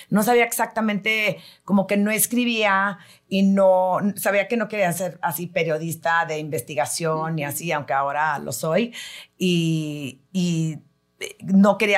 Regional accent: El Paso, Texas, United States; moved away; yo crecí en El Paso, mis papás son de San Luis Potosí, mi papá es de la capital, mi mamá es de la Huasteca

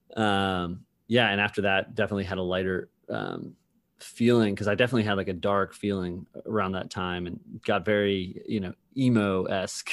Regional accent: Massachusetts, United States; growing up in Massachusetts

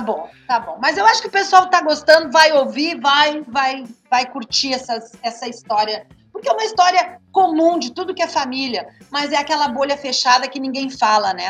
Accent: Montenegro, Rio Grande do Sul, Brazil; moved away; also born or lived in Taquara; E eu sou de Montenegro, morando em Taquara

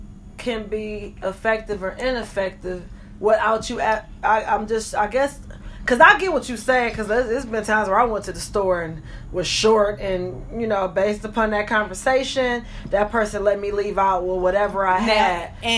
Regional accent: Michigan, United States; I was in Michigan. Oh, okay. So I'm from Michigan.

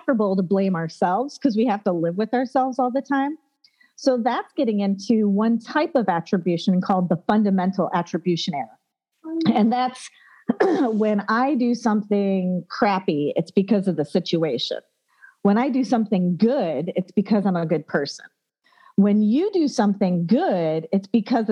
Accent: United States; we were Americans

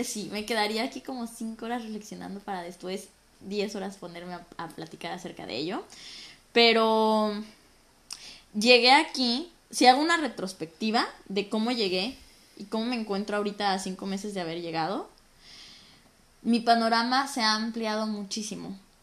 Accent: Mexico; moved away as an adult; now in Toronto, Canada; soy de México

